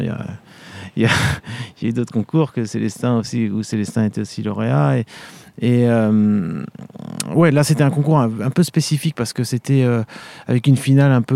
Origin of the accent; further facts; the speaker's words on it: Vendée, Pays de la Loire, France; moved away as an adult; also born or lived in Paris / Munich / Seoul; je suis originaire de Vendée